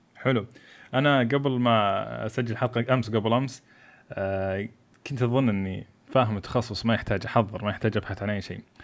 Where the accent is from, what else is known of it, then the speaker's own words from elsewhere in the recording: Saudi Arabia; أنا سعودي خريج البترول